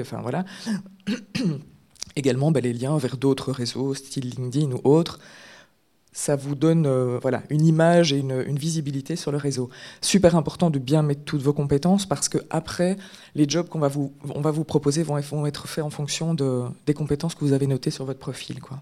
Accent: Belgium; on est belge

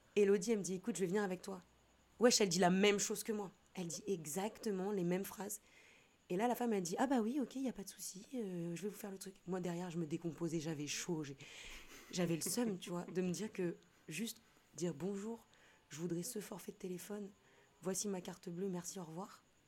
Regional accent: Nantes, Pays de la Loire, France; moved away as an adult; also born or lived in Lille / Rennes / Paris / Montaigu; now in Réunion, France; je viens de Nantes. Oh, je suis née à Lille, hein, mais j'ai grandi à Nantes

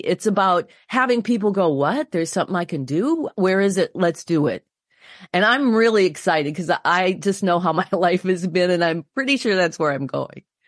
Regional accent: Wisconsin, United States; my home state of Wisconsin

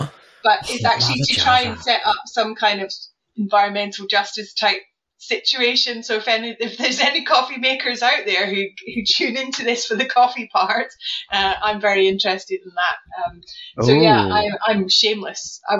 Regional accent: Scotland, United Kingdom; now in Norwich, United Kingdom; So obviously, I strongly identify as Scottish. So that's despite the fact I've been living in Norwich since 1999.

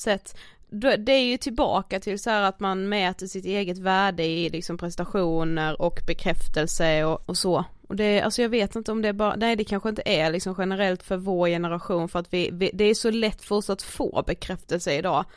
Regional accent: Karlshamn, Blekinge, Sweden; moved away; våra vänner hemma i Karlshamn

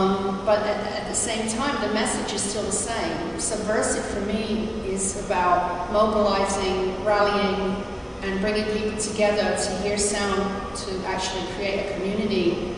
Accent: Montreal, Quebec, Canada; I mean, even today, I'm from Montreal. I've been living there for so many years.

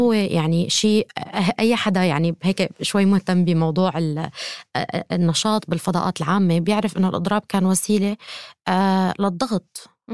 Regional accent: Syria; انا كامراه سوريه

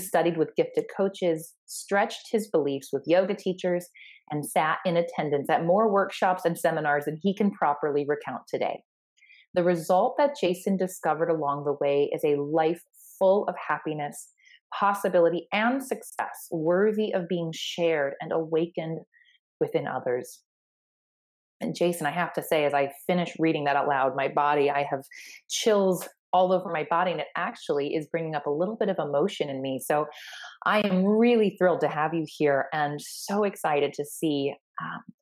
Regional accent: Sioux Falls, South Dakota, United States; my hometown here in Sioux Falls, South Dakota

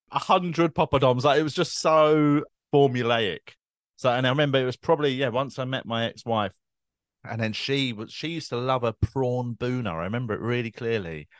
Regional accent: London, United Kingdom; I grew up in Tooting

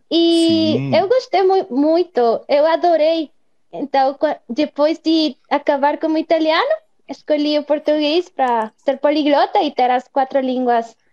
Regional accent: Guatemala; first language Spanish; Portuguese is a second language; eu tenho 29 anos, sou da Guatemala, América Central, e eu gosto muito de estudar e línguas. Eu comecei com o inglês, depois de espanhol, que é a minha língua materna

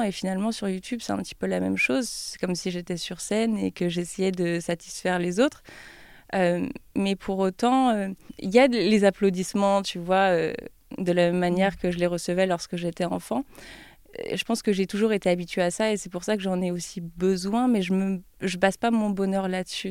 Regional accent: Troyes, Grand Est, France; moved away as an adult; also born or lived in Paris; now in Lyon, France; dans ma ville natale, à Troyes, j'ai été élève euh, pendant dix ans à l'école des beaux-arts

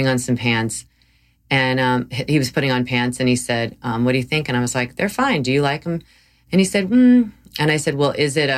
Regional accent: the South, United States; I grew up in the South, and I grew up eating meat

